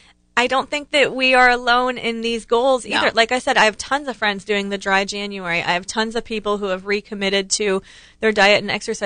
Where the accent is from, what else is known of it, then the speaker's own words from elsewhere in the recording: Ohio, United States; I grew up in Ohio